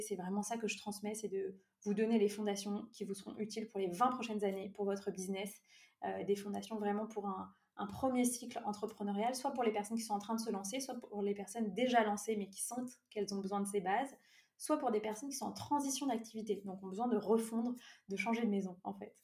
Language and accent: French; near Brittany, France; moved away as an adult; also born or lived in Lyon region; je vis actuellement euh, en Bretagne, près de là où j'ai grandi, après avoir euh, euh, beaucoup développé mes activités dans le sud-est, notamment dans la région lyonnaise